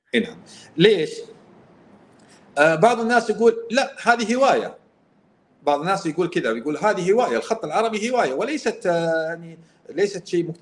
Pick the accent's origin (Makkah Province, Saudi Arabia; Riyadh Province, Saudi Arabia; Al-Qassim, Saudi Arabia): Al-Qassim, Saudi Arabia; انا قصيمي